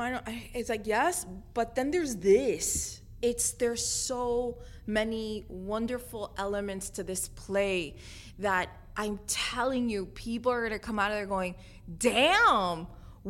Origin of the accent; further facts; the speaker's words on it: Jacksonville, Florida, United States; People driving down from Tampa to see this. I'm from Jacksonville.